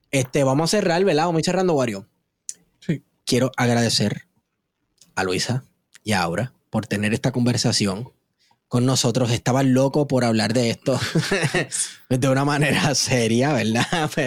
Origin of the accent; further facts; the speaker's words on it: Puerto Rico; como puertorriqueño, para mí es difícil no reírme